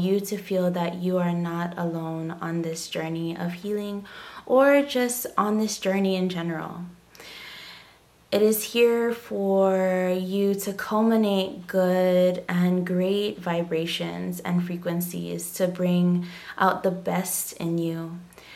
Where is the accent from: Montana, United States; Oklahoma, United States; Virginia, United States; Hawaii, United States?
Hawaii, United States; I am from Hawaii, born and raised, and I am of Hawaiian ancestry.